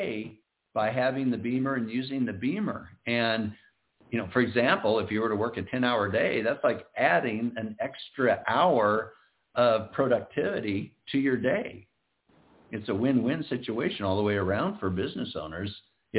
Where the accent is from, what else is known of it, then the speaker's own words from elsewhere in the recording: Iowa, United States; now in Southern California, United States; I'm originally from Iowa